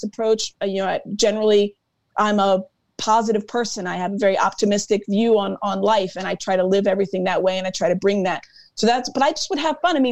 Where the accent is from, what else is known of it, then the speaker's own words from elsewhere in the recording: Virginia, United States; moved away as an adult; also born or lived in Kentucky / Nashville / Baltimore; now in Philadelphia, United States; I moved here from Baltimore. My family's from Virginia. I grew up there until I was 18.